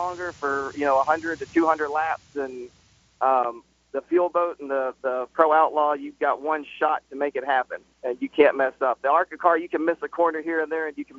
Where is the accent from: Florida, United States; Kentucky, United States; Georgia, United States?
Georgia, United States; we're from Georgia